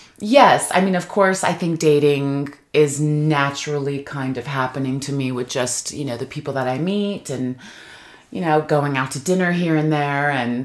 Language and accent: English; Rialto, California, United States; we came to the Inland Empire when I was young. I went to high school in Rialto, and it was a very cultural upbringing.